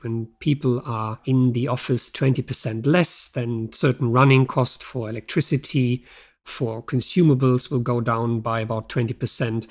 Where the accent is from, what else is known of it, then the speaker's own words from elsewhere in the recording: Germany; moved away; my home country, Germany